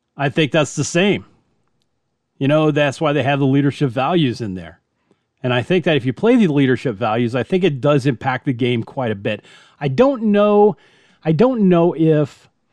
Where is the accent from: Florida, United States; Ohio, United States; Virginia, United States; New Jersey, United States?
Florida, United States; Miami; when I was growing up in Miami